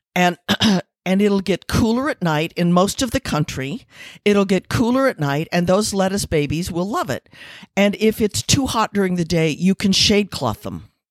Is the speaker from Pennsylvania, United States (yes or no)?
no; Missouri, United States; moved away; also born or lived in Taos, New Mexico; I'm from Missouri